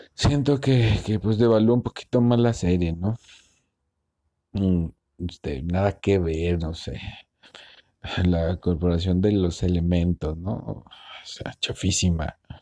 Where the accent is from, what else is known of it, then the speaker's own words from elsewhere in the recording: Guadalajara, Jalisco, Mexico; soy de Guadalajara, Jalisco, México